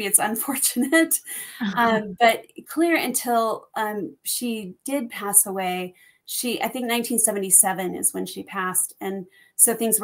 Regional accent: Orem, Utah, United States; now in North Salt Lake, United States; I grew up in Orem, Utah, and I live now in North Salt Lake

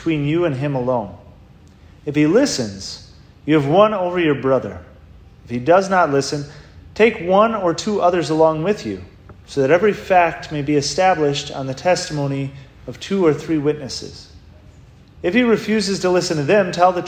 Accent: Rhinelander, Wisconsin, United States; I grew up in Rhinelander, Wisconsin

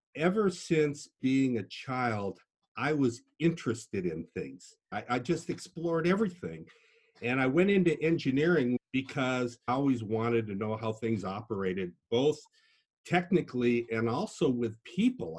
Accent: Des Moines, Iowa, United States; also born or lived in Duluth, Minnesota; I was born in Duluth, Minnesota, which has about six months of winter, and I learned to ski. But we did move to Iowa

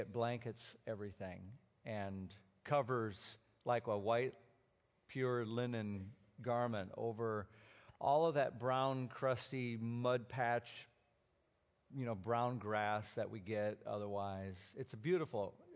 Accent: Minnesota, United States; moved away; I grew up in Minnesota

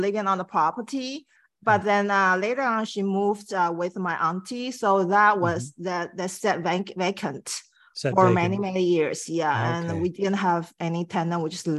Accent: Taiwan; now in Vancouver, Canada; I'm originally from Taiwan. So I moved to Vancouver like 20 something years ago.

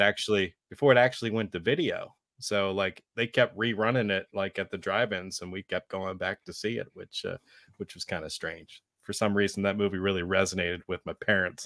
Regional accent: Carlisle, Pennsylvania, United States; I grew up in the Carlisle, Pennsylvania area

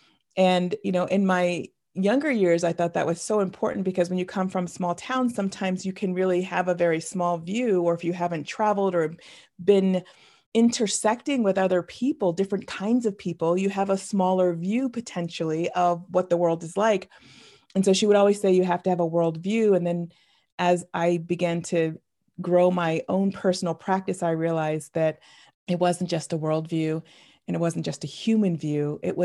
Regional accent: New England, United States; I grew up in the New England, sort of northeast region of the United States, in a very small town. And I was raised Roman Catholic.

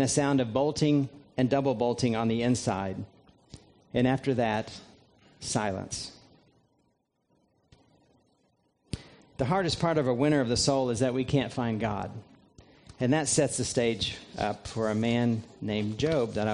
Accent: just south of Indianapolis, United States; moved away as an adult; also born or lived in Vero Beach, Florida; now in Lexington, United States; I grew up in Indiana, just south of Indianapolis, and it's through living those first 18 years of my life in central Indiana

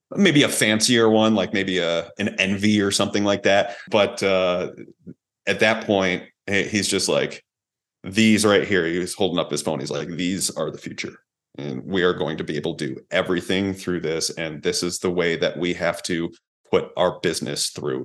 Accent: Hamburg, New York, United States; also born or lived in Buffalo, New York / Florida; I'm a kid from Hamburg, New York

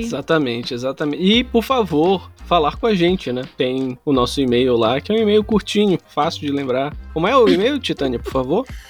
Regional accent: Pará, Brazil; Somos nortistas

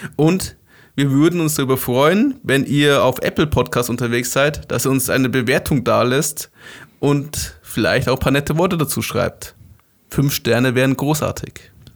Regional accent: Germany; Wir als Deutsche

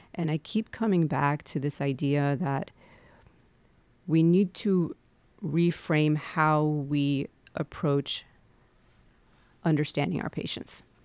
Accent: Midwest, United States; there's a layer of my identity that definitely has to do with being born and brought up in the Midwest

